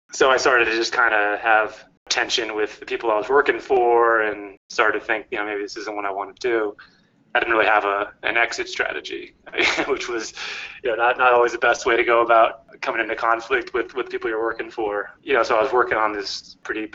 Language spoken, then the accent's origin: English; Cambridge, Massachusetts, United States; moved away as an adult; also born or lived in Santa Barbara, California / Los Angeles; Originally I'm from the Boston area, grew up in Cambridge, Mass, and I was a Northeast guy